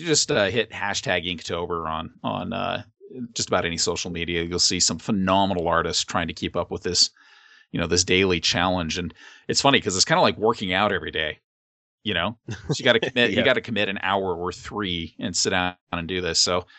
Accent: Burbank, California, United States; moved away; my old stomping ground where I was born in Burbank, California.

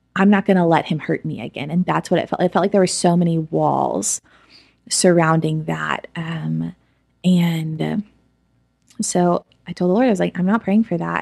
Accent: Edmond, Oklahoma, United States; I grew up in Edmond, Oklahoma

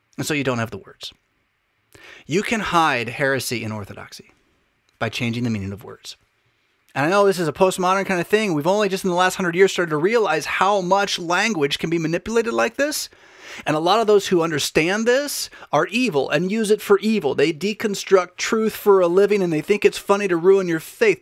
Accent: United States; as American citizens

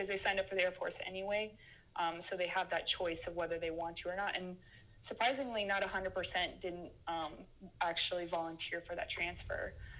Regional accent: Phoenix, Arizona, United States; born and raised in Phoenix, Arizona

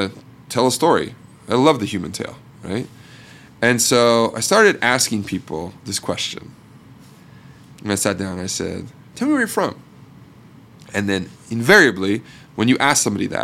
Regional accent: Portland, Oregon, United States; also born or lived in Seattle; I'm from Portland, Oregon, and I went to Oregon State

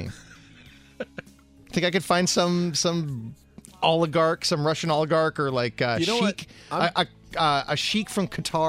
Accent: Canada; As someone whose grandmother was from Munich, I don't give a damn that Germany won the World Cup. My team is Canada. I am Canadian.

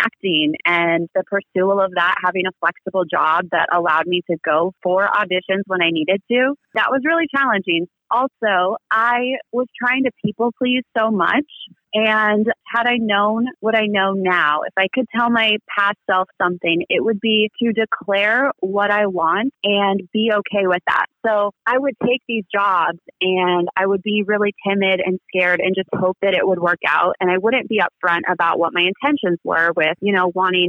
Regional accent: Des Moines, Iowa, United States; moved away as an adult; I am from Des Moines, Iowa, and I was born and raised there. I was there until about 22

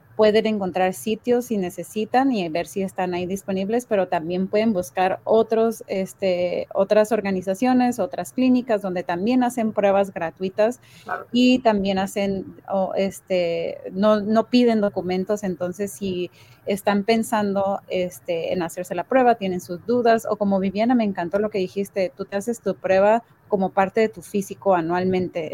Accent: Mexico; now in United States; Yo soy de México

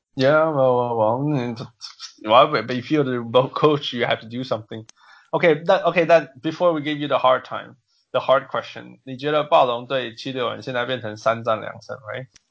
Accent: Canada; I'm Canadian

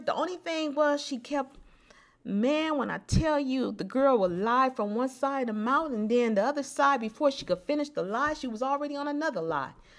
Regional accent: Los Angeles, California, United States; growing up in South Central

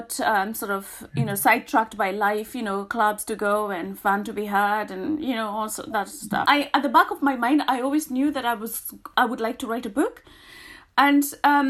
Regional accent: Kenya; now in United Kingdom; me being Kenyan

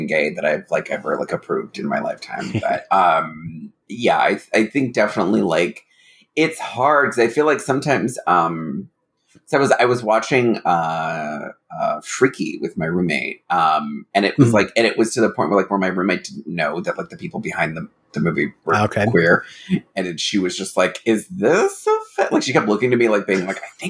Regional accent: Midwest, United States; growing up in the Midwest

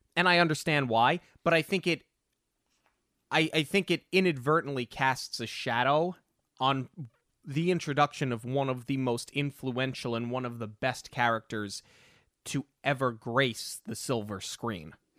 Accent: New York, United States; growing up in New York

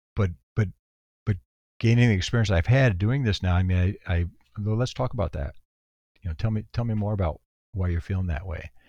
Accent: Texas, United States; moved away; also born or lived in San Antonio / New York City; I'm from Texas originally

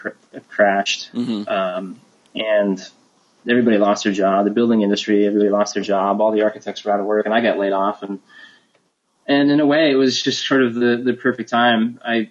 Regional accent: Seattle, Washington, United States; moved away as an adult; now in Los Angeles, United States; I moved down to LA from Seattle, which is where I'm from

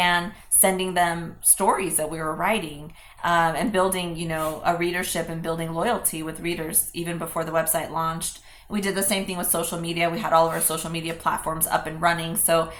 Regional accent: San Jose, California, United States; Both of us are San Jose natives. We were raised in San Jose, grew up in San Jose, went to public schools in San Jose

